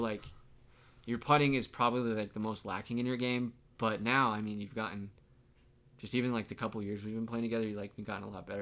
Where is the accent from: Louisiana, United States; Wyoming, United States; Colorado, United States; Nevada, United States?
Colorado, United States; Pueblo; growing up in Pueblo, we put green chilies on everything